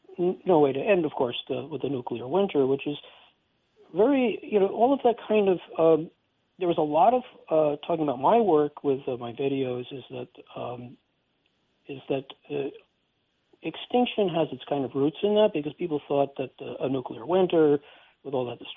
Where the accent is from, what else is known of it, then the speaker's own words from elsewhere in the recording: Westchester, New York, United States; also born or lived in Brooklyn, New York; I was born in Brooklyn, New York, and my parents whisked me up to the northern suburbs of Westchester